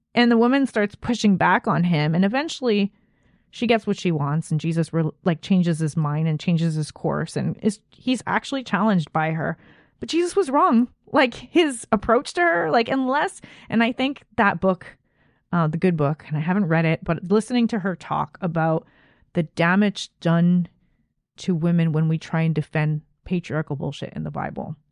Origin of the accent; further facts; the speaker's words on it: Canada; As a Canadian